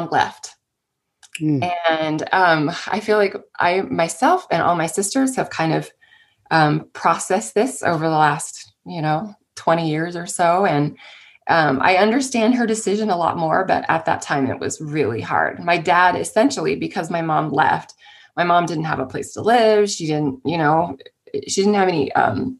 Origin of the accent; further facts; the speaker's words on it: San Jose, California, United States; I grew up in the Bay Area in San Jose, California